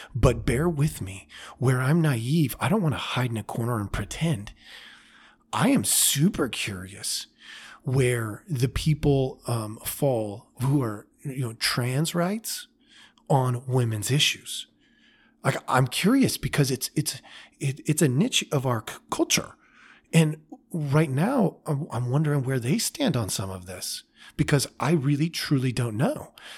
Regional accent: United States; I was raised in America

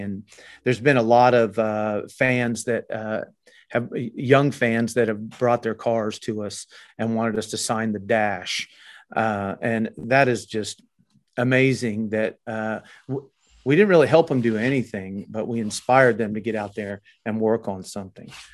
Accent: Oklahoma, United States; we're from Oklahoma

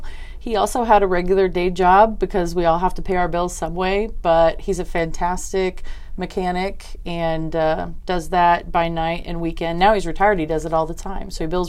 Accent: Carthage, Missouri, United States; moved away as an adult; also born or lived in Des Moines, Iowa; now in Maui, United States; I'm a Midwesterner by birth and most of my entire life. I was born in southern Missouri, and my folks are still there to this day. I grew up in a town in the Ozarks called Carthage

